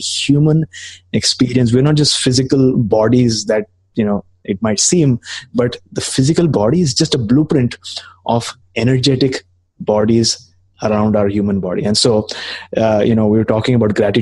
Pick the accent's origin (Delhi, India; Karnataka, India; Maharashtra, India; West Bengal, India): Maharashtra, India; Mumbai; moved away as an adult; now in Canada; I came to Canada about 2.5 years back. I'm initially from Mumbai